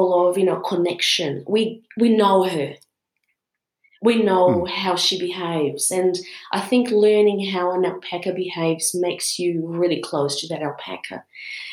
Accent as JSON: {"language": "English", "country": "Brazil", "tie": "born or raised there", "moved": "yes", "said": "I was born in Brazil"}